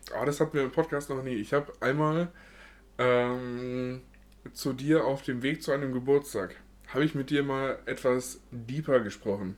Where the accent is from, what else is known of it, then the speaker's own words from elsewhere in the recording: Munich, Bavaria, Germany; bin ich nun mal geboren in München und wohne hier seit äh, Anfang an.